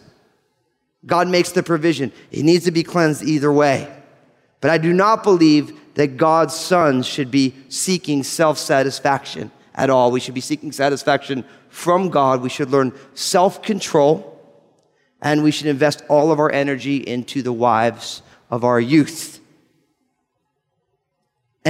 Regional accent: New Jersey, United States; I'm from New Jersey

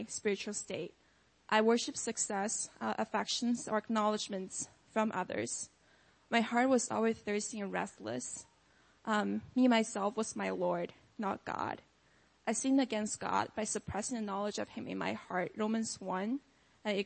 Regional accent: China; moved away as an adult; now in United States; I grew up in China as the only child in an atheist family

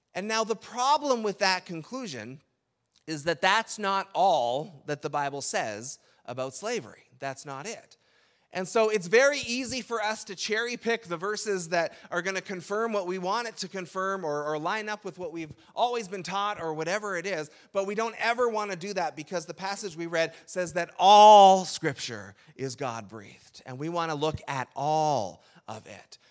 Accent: Canada; in Canada, we tend to borrow Thanksgiving

